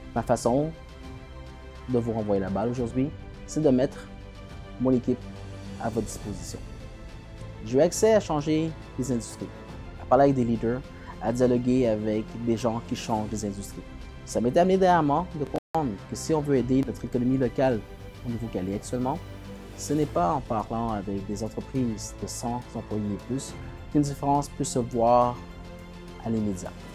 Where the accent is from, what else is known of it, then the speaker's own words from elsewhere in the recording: Quebec, Canada; en tant que Québécois, on, doit se tenir